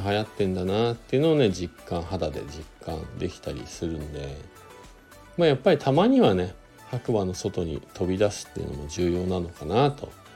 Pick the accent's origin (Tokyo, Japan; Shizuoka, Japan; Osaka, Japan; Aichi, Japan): Shizuoka, Japan; now in Hakuba, Japan; 静岡地元が静岡なんですけど帰って